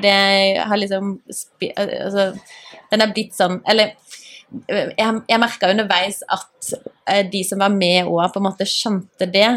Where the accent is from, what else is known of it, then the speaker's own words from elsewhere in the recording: Grimstad, Agder, Norway; moved away; also born or lived in Engeløya; vi har vokst opp i samme gate. Mm. Og så, etter at jeg flytta fra Grimstad